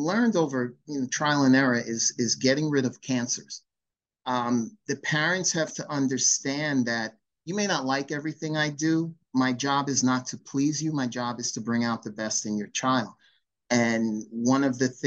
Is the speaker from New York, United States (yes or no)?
yes; Long Island, New York, United States; I was born and raised on Long Island, and I competed in Suffolk County